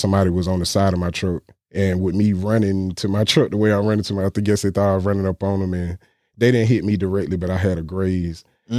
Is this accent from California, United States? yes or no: no; Windsor, North Carolina, United States; I'm from Windsor, North Carolina. I got a lot of family there. I didn't really grow up there. My dad was military, so I moved a lot.